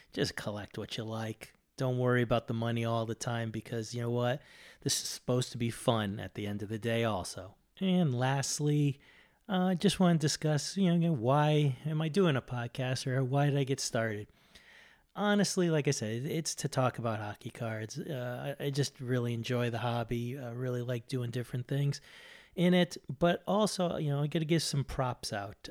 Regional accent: Boston, Massachusetts, United States; moved away; I'm from Boston originally. uh, since moved.

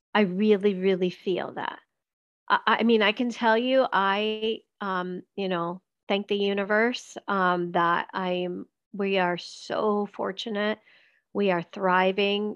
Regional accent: Venezuela; moved away; when i left venezuela

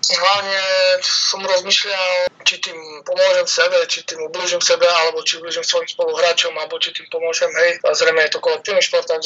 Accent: Slovakia; now in France; potom som išiel domov áno, na Slovensko

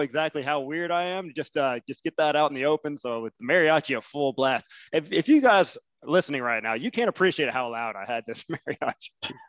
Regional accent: Alabama, United States; growing up in Alabama

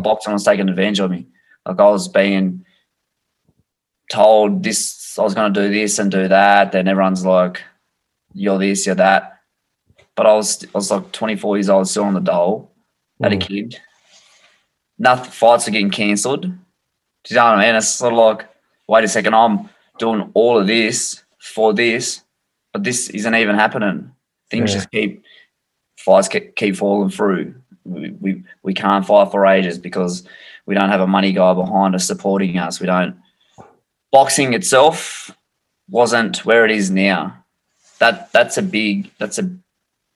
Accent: Australia; the Australian title fight in my hometown

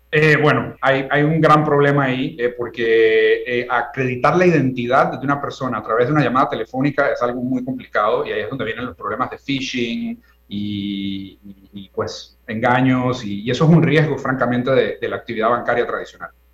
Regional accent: Panama; yo como panameño de una nueva generación

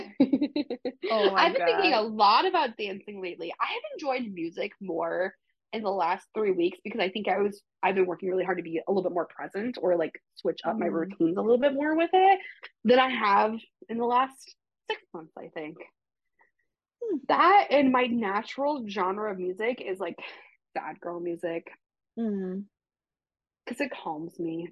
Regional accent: Waverly, Iowa, United States; I'm from Waverly.

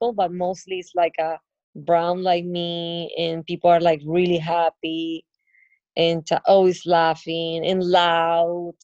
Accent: Barranquilla, Atlántico, Colombia; I'm from Barranquilla

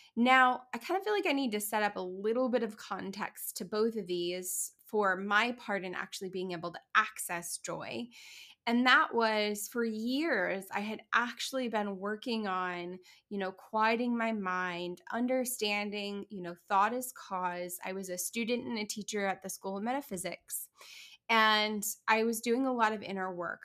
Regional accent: Kansas City, Missouri, United States; my hometown of Kansas City

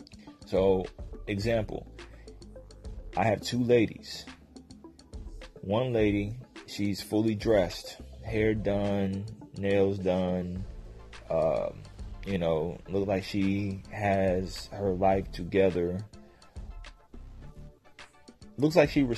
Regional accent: Tennessee, United States; also born or lived in Virginia / Phoenix, Arizona / Germany / Jacksonville, Florida; I'm actually from Tennessee, moved to Virginia. I lived in a lot of places, Phoenix, Arizona. Lived in Germany for a little bit

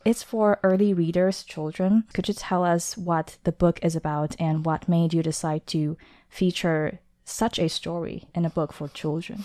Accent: Taipei, Taiwan; I was born in Taipei, Taiwan, but home for me is a abstract concept

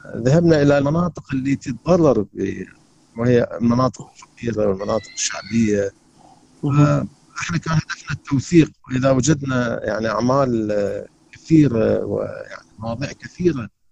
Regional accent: Karbala, Karbala Governorate, Iraq; moved away as an adult; now in Baghdad, Iraq; انا بالحق ما غادرت العراق ابد يعني يعني ابدا وبالذات انا انتقلت من سكني من كربلاء الى بغداد

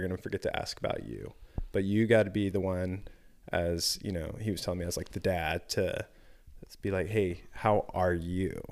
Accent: the South, United States; growing up in the South

